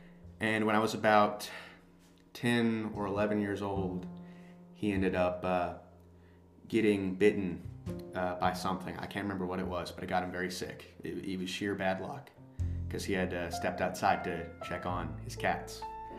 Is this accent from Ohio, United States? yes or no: no; Tennessee, United States; born there; also born or lived in Alabama; because I was born in Tennessee and I moved to Alabama after my house had burnt down back there.